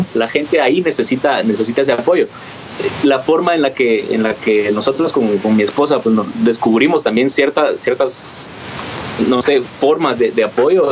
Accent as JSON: {"language": "Spanish", "country": "Guatemala", "said": "como guatemaltecos"}